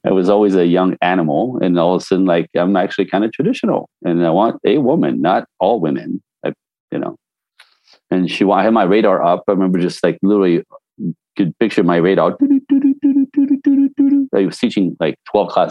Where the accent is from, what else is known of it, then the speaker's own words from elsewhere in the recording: Canada; now in Los Angeles, United States; I'm French Canadian. So I was born in a snowbank